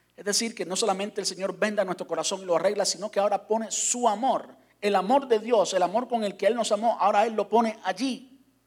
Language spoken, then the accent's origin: Spanish; Cuba; moved away; salí de Cuba